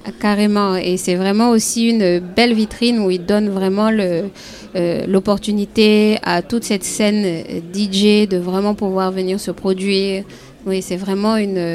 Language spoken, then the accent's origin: French; Côte d’Ivoire; en tant qu'Ivoirienne